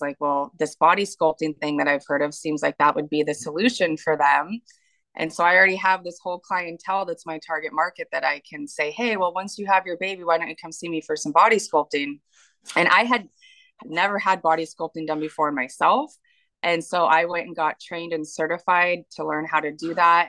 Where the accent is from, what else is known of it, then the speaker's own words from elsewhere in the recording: Washington, United States; moved away as an adult; also born or lived in Tennessee / North Carolina; I grew up in Washington. I've lived here my entire